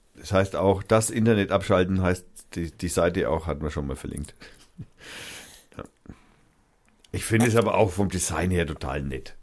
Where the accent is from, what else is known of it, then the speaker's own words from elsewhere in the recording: Germany; als Deutscher